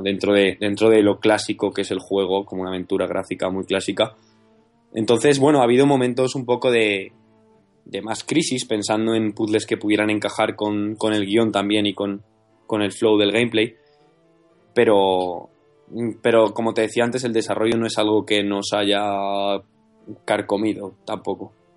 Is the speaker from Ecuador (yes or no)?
no; Madrid, Community of Madrid, Spain; somos de Madrid